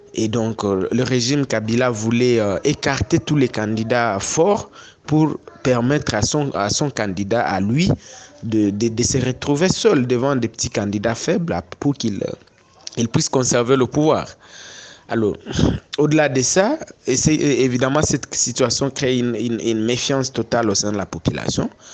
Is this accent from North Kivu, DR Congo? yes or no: yes; Goma, North Kivu, DR Congo; moved away as an adult; now in Bunia, DR Congo; en 2014, moi, j'ai quitté Goma pour Bounia où je me trouve, je me suis installé maintenant